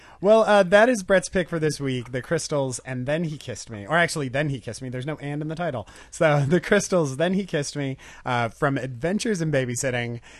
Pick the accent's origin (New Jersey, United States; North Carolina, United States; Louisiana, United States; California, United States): California, United States; Ventura; my hometown in Ventura